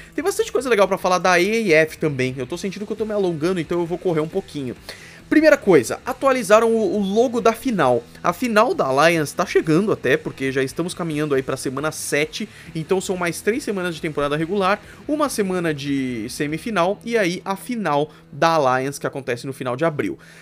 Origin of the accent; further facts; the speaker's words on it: São Paulo, Brazil; eu sou aqui de São Paulo